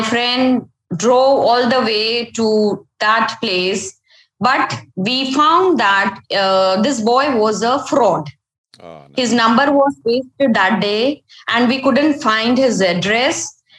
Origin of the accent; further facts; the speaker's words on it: Ahmedabad, Gujarat, India; I'm from Ahmedabad. It's a very beautiful city, and it's summers now, so hot climate